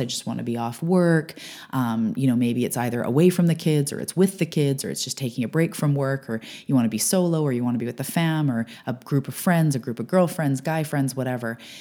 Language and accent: English; Canada; I'm a Canadian